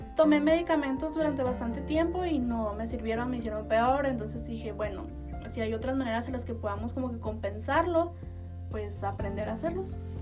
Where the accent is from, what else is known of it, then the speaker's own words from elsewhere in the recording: Chihuahua, Mexico; nací aquí en Chihuahua, en Chihuahua.